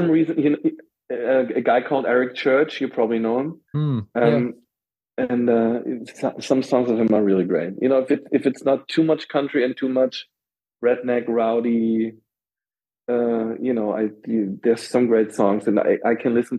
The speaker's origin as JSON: {"language": "English", "region": "Berlin", "country": "Germany", "said": "I'm from West Berlin"}